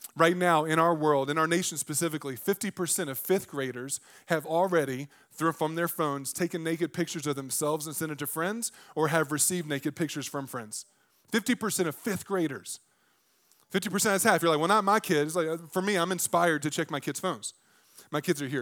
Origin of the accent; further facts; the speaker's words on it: the South, United States; I grew up in the South.